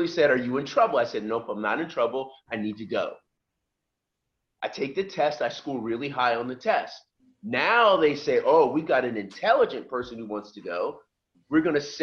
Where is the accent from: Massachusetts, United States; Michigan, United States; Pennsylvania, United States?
Pennsylvania, United States; just outside Philadelphia; moved away as an adult; I was this black kid from that neighborhood just outside Philadelphia